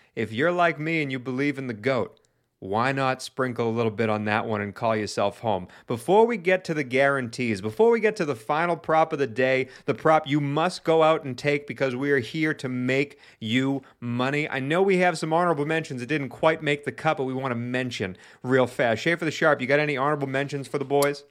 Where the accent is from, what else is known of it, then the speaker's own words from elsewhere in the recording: New England, United States; I hail from New England